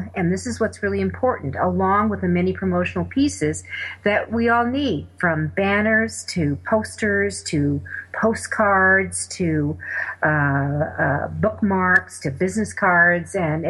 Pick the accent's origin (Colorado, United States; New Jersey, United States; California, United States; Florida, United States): Colorado, United States; I'm from Colorado